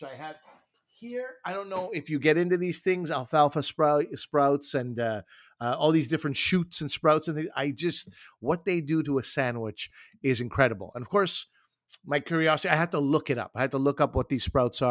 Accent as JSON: {"language": "English", "country": "Canada", "also_born_or_lived": "Toronto", "said": "I'm Canadian"}